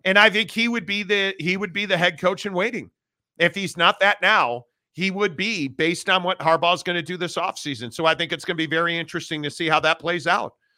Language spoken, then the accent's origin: English; Midwest, United States; growing up in the Midwest, being a Notre Dame fan